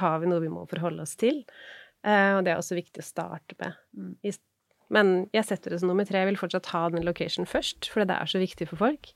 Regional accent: Norway; er jeg norsk

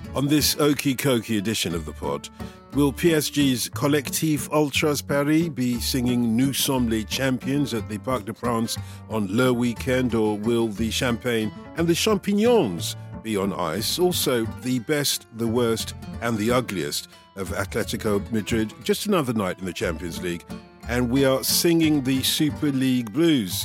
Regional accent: London, United Kingdom; when I grew up in Tottenham

